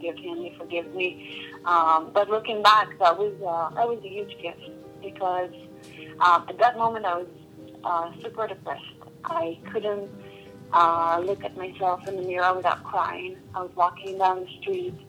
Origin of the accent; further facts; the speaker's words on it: Israel; moved away as an adult; now in United States; I was born in Israel, and I came to the States about 14 years ago.